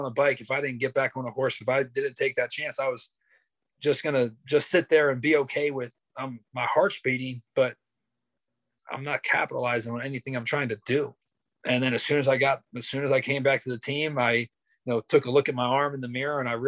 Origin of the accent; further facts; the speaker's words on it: Pennsylvania, United States; moved away; my hometown back in Pennsylvania